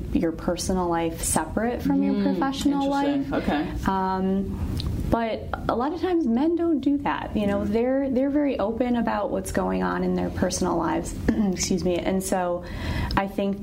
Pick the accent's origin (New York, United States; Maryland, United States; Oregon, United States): New York, United States; Syracuse; moved away as an adult; now in Pittsburgh, United States; I'm originally from Syracuse, New York. I'm not a native Pittsburgher